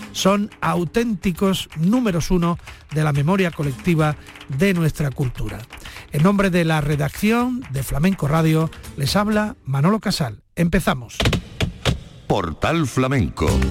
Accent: Andalusia, Spain; la cultura andaluza, nuestra naturalidad, nuestra forma

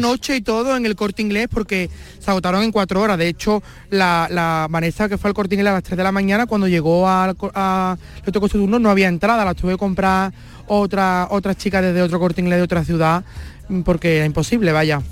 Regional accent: Seville, Andalusia, Spain; Yo de aquí, de Sevilla Capital

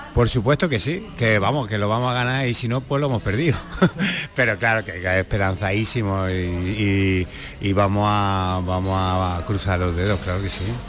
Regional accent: Úbeda, Andalusia, Spain; also born or lived in Granada; tanto mi hermano como yo los dos somos de Úbeda

